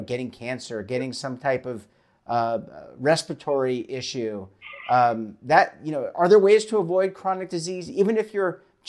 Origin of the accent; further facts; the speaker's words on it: Baltimore, Maryland, United States; when I grew up in Baltimore, we had the morning paper and the evening paper.